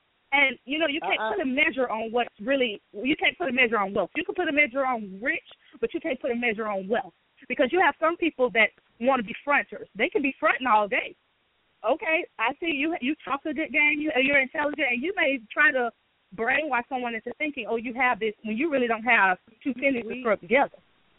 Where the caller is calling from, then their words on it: Jacksonville, Florida, United States; I'm coming from Jacksonville.